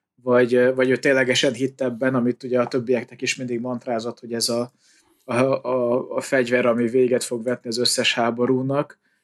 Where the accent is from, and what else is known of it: Hungary